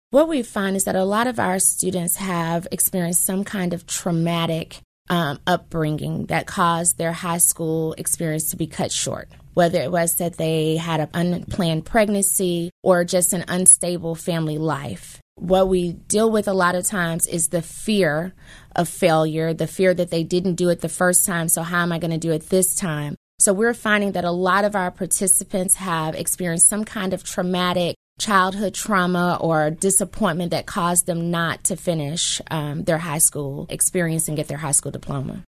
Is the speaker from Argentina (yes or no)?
no; Memphis, Tennessee, United States; I am a lifetime Memphian. I grew up in South Memphis